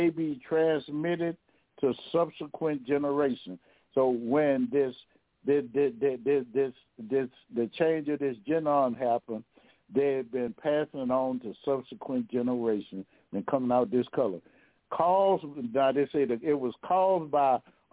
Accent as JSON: {"language": "English", "region": "Louisiana", "country": "United States", "said": "I'm from Louisiana now"}